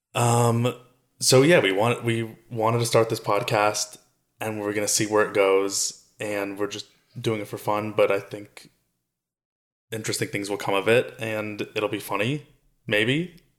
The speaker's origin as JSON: {"language": "English", "region": "South Florida", "country": "United States", "tie": "born or raised there", "moved": "yes", "lives_now": "Los Angeles, United States", "said": "I grew up in South Florida along with you in your house as your son"}